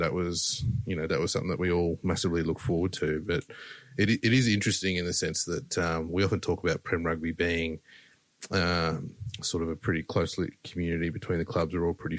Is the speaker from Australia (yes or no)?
yes; Sunshine Coast, Queensland, Australia; growing up on the Sunny Coast